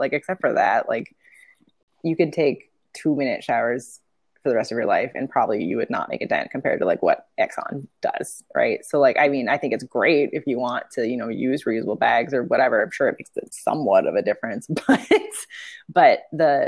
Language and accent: English; Portland, Oregon, United States; I grew up in Portland too